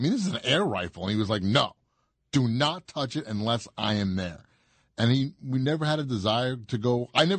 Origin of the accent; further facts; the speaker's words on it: Rockland, United States; I'm from Rockland, too.